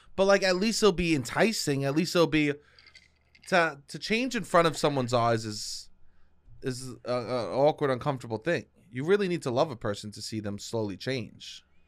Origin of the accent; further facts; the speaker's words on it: New York City, New York, United States; I'm a dude from Staten Island